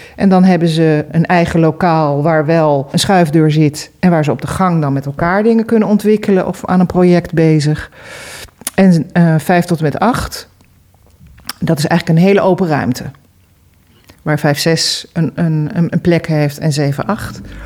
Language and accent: Dutch; Amsterdam, North Holland, Netherlands; moved away; ik kom uit Amsterdam